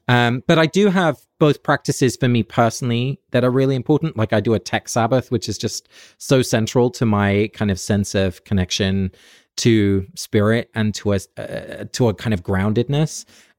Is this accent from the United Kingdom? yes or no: yes; England, United Kingdom; Like I grew up in England, so there's always going to be a little Anglican kind of Church of England vibe